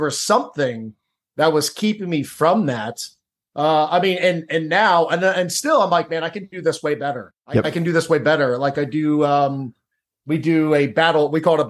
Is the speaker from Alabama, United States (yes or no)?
no; Cincinnati, Ohio, United States; I grew up in Cincinnati, Ohio. I grew up in a suburban neighborhood.